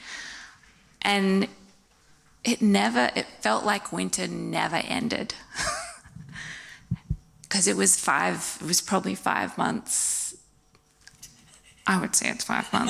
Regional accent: Wollongong, New South Wales, Australia; moved away as an adult; also born or lived in Indiana, United States; I grew up here in Wollongong on the coast.

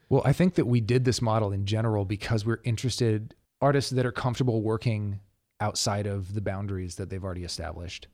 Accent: Dallas, Texas, United States; moved away as an adult; also born or lived in Taos, New Mexico; now in Los Angeles, United States; I grew up between Dallas, Texas, and Towson, New Mexico

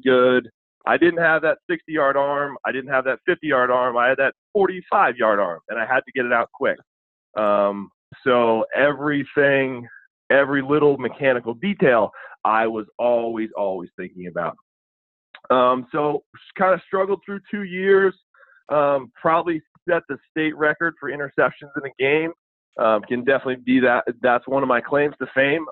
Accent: Burlington, Vermont, United States; moved away as an adult; also born or lived in Maryland; now in Sykesville, United States; I'm not from Maryland originally. I'm from New England, uh, the always hotbed of high school football, Burlington, Vermont.

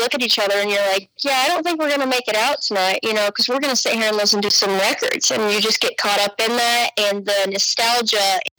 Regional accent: Pea Green, Colorado, United States; moved away as an adult; now in New Braunfels, United States; I currently call home New Braunfels, Texas, but I hail from Pea Green, Colorado.

